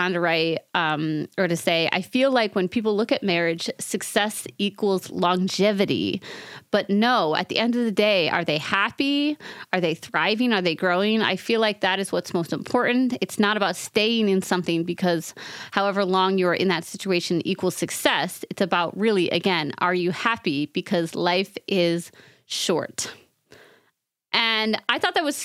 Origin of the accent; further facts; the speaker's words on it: New York, United States; accent: New York; my New York accent